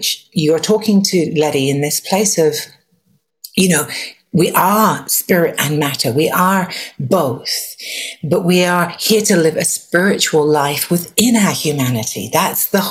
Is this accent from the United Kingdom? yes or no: yes; England, United Kingdom; I was raised in England